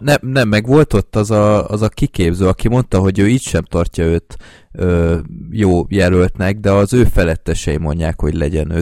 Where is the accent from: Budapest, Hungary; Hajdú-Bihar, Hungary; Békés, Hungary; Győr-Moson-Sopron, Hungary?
Budapest, Hungary; budapestiként így sokkal élvezhetőbb az egész